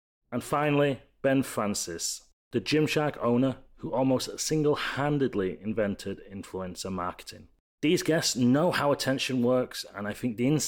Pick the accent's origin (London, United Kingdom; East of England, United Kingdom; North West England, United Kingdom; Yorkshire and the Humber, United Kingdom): Yorkshire and the Humber, United Kingdom; Leeds; So a little bit about me. I'm 37 from Leeds in the UK